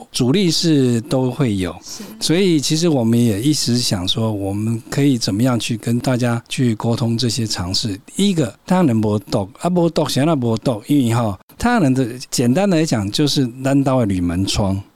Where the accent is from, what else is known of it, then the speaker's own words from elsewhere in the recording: Taiwan; 我是台湾人